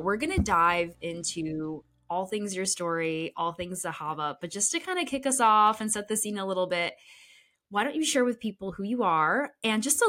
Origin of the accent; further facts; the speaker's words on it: Connecticut, United States; also born or lived in Poland / Boston; growing up here in Connecticut, where I'm from